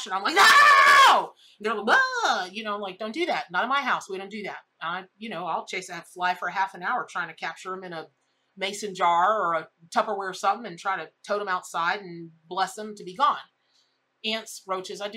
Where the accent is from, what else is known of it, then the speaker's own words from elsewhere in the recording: Florida, United States; I grew up here in Florida.